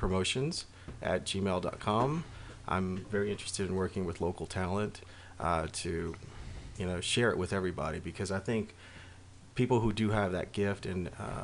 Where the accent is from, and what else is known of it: Houston, Texas, United States